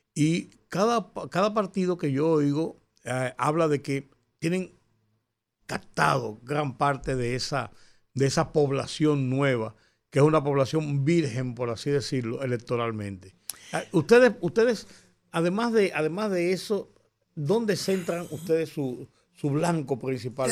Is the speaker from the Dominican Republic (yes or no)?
yes; Dominican Republic